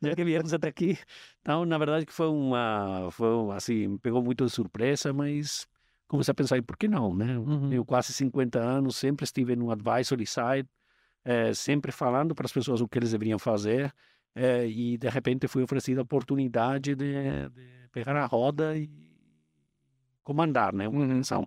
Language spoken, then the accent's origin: Portuguese; Madrid, Community of Madrid, Spain; Portuguese is a second language; moved away as an adult; also born or lived in United States; now in Brazil; eu sou espanhol, é, nasci em Madrid